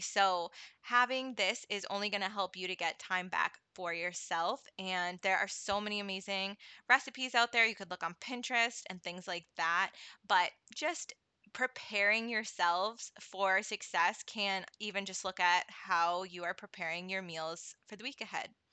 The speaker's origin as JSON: {"language": "English", "region": "New England", "country": "United States", "tie": "born or raised there", "also_born_or_lived": "Florida", "said": "I've been in New England my whole life"}